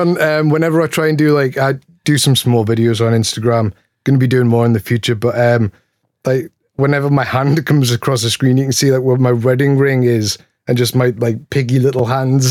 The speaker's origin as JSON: {"language": "English", "town": "Newcastle upon Tyne", "region": "North East England", "country": "United Kingdom", "moved": "yes", "lives_now": "Philadelphia, United States", "said": "I'm actually from Newcastle, which is in the northeast of England. It's the bit below Scotland, um, but I live in Philly now"}